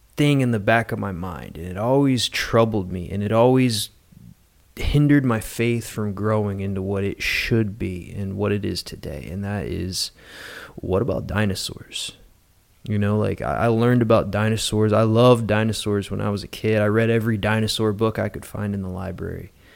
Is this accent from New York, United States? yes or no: no; West Virginia, United States; now in Naples, United States; I'm from West Virginia originally